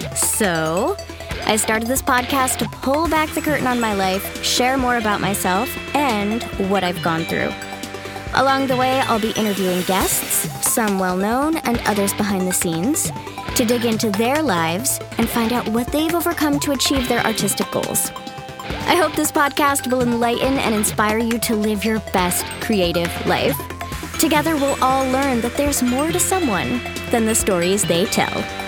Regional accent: Connecticut, United States; now in Los Angeles, United States; I was born and raised in Connecticut, about an hour outside of New York City. Now I live in Los Angeles

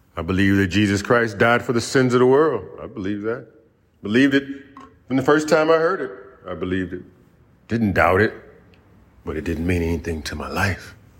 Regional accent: United States; I was born right here in the United States

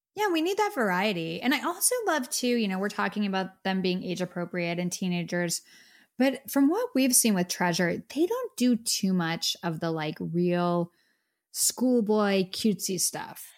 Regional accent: United States; we're from America

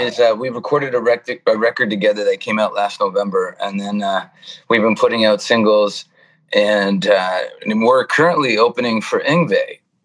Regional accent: Toronto, Ontario, Canada; moved away as an adult; now in California, United States; I'm yeah, Toronto. Born, born and raised in Toronto, Canada. Uh, moved to California in '97

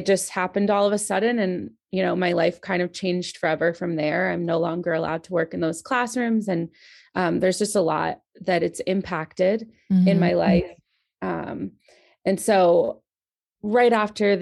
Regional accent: Maryland, United States; So, I grew up in Maryland

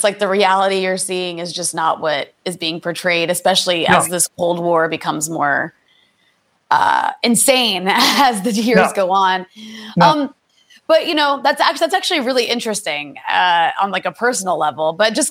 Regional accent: United States; I mean, I'm also American

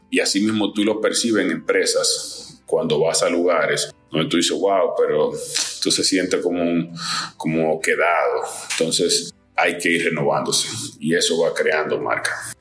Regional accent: Dominican Republic; soy dominicano

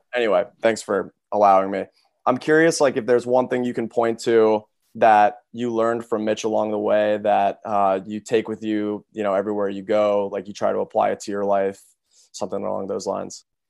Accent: Cincinnati, Ohio, United States; I grew up not in Columbus either, in Cincinnati

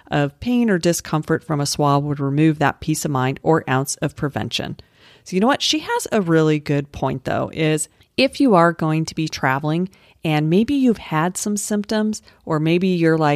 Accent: Colorado, United States; The mountains aren't high there. I'm from Colorado. Those are not high mountains.

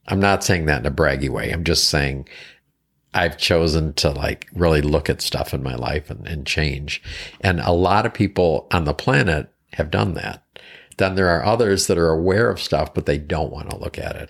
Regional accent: East Coast, United States; moved away; also born or lived in Seattle; originally from the East Coast

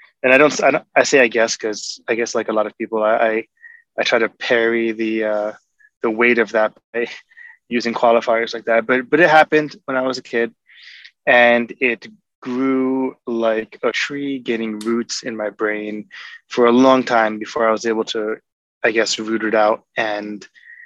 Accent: New York, United States; now in Seattle, United States; I live in Seattle. I'm from New York

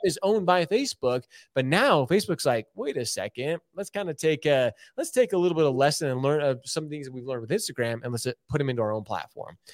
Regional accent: Utah, United States; also born or lived in Michigan; Being from Michigan, born in Michigan, I typically don't say that 'cause I always say I'm from Utah 'cause I'm a Utah dude.

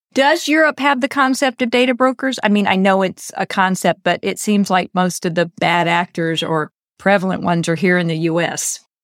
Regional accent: United States; I'm American

